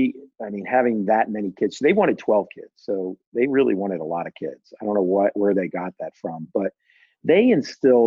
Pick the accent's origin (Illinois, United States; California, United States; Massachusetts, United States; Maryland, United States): Maryland, United States; Bowie; growing up in Bowie, Maryland, I lived with a lot of families, large families